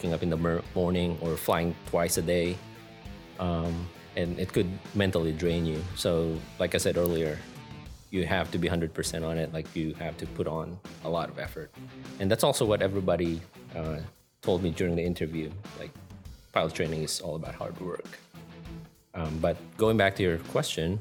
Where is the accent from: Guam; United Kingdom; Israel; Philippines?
Philippines; Manila, Metro Manila; moved away as an adult; also born or lived in Ohio, United States; now in Maine, United States; I'm from Manila, Philippines. I graduated college back in the Philippines